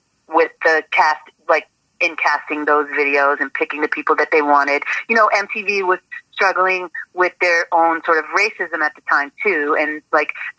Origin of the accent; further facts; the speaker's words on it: Boston, Massachusetts, United States; moved away as an adult; being from Boston, I was like, guess what? I'm from Dorchester too